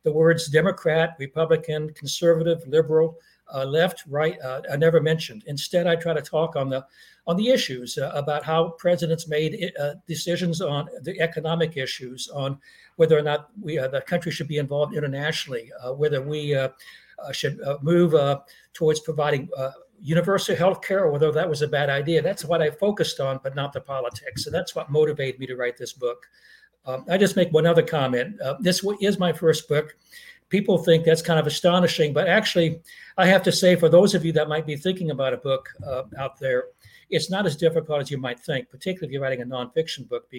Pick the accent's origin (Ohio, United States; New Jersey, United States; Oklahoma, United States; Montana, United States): Oklahoma, United States; also born or lived in Massachusetts; I grew up in Oklahoma, one of the reddest of the red states, and I spent most of my life in Massachusetts, where the computer industry was at the time, one of the bluest of the blue states.